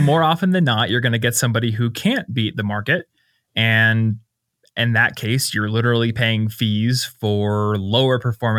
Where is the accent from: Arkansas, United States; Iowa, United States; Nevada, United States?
Iowa, United States; now in Denver, United States; I'm from Iowa, and they're like all over the place in Iowa, and I see them in Denver here too.